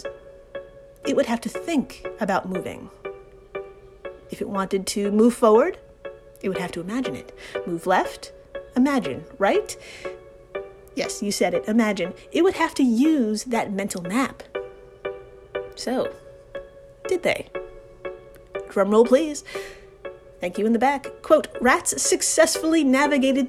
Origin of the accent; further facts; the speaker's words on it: New York, United States; I'm from New York